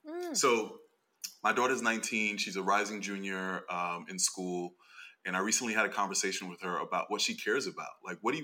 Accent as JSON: {"language": "English", "country": "United States", "tie": "born or raised there", "also_born_or_lived": "Brooklyn", "said": "I was born here and my family is Dominican."}